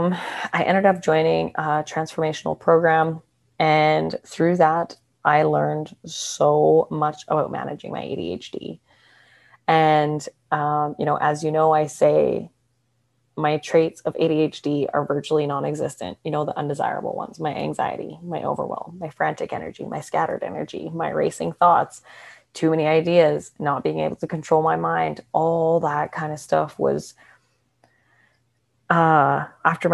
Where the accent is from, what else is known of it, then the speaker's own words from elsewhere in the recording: Canada; moved away as an adult; also born or lived in Australia / Vancouver; now in Mexico; I'm from Canada.